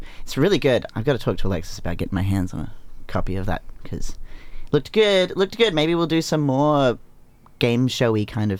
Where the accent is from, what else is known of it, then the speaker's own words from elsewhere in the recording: Geebung, Queensland, Australia; I'm from Geebung, so...